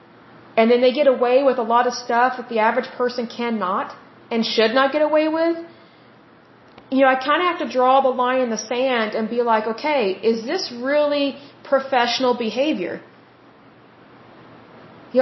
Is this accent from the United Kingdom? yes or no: no; United States; I am an American and I live in America, I have American citizenship